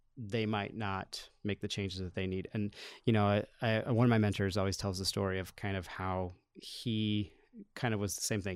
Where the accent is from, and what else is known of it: Solon, Iowa, United States; born or raised there